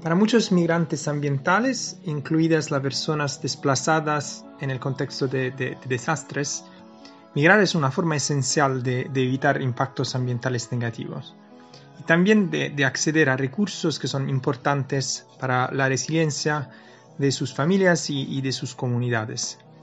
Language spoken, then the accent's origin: Spanish; Naples, Campania, Italy; Yo vengo de Nápoles, estamos cerca del volcán Vesubio